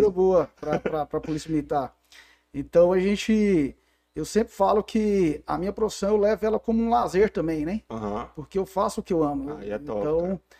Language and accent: Portuguese; Goiânia, Goiás, Brazil; born there; also born or lived in Tocantins; Eu sou nascido em Goiânia, mas morei 14 anos no estado de Tocantins, né?